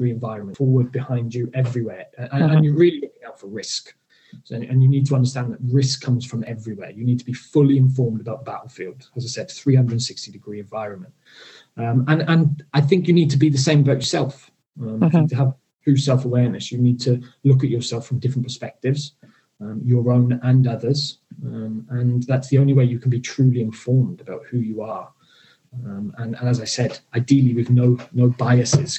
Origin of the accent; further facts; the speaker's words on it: South Wales, United Kingdom; I'm from South Wales